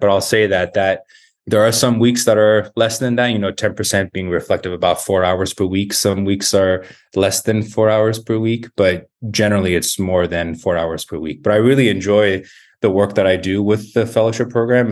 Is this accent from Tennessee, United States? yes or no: no; Tucson, Arizona, United States; moved away as an adult; also born or lived in New York / Baltimore; So I grew up in Tucson. Uh, it was my hometown